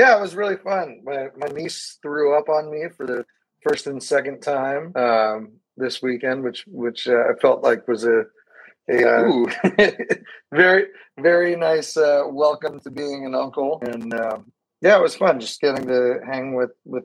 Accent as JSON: {"language": "English", "region": "Northern California", "country": "United States", "tie": "born or raised there", "said": "the church that I grew up in here in Northern California"}